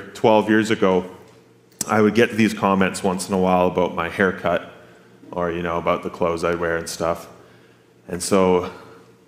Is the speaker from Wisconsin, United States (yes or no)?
no; Grand Forks, North Dakota, United States; born and raised in Grand Forks, and born and raised in this church